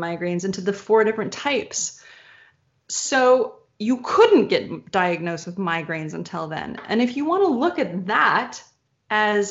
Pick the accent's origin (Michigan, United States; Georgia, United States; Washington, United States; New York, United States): Michigan, United States; moved away; also born or lived in Texas; I grew up in Michigan, and then I moved with my family to Texas